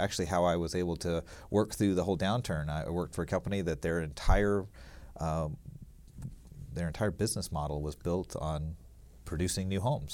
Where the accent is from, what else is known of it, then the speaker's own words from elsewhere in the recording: Alabama, United States; moved away as an adult; also born or lived in Lake Tahoe; I grew up in Alabama, actually, and went to s, went to college at Auburn University